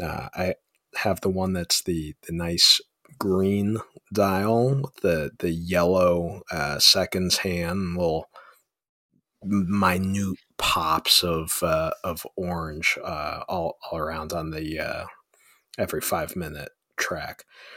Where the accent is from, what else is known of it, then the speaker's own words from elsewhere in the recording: Ohio, United States; now in Cincinnati, United States; I am originally from the North Coast of America, off of the shores of Lake Erie, near Cleveland, kind of in between Cleveland and Erie, Pennsylvania.